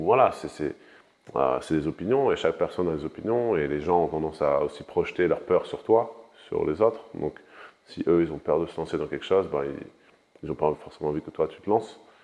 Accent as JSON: {"language": "French", "country": "France", "tie": "born or raised there", "said": "je suis né en France, j'ai grandi en France"}